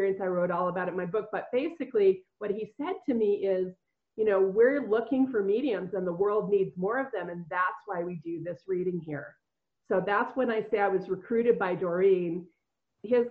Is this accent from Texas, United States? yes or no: no; Colorado, United States; moved away; also born or lived in Minnesota; I was from Colorado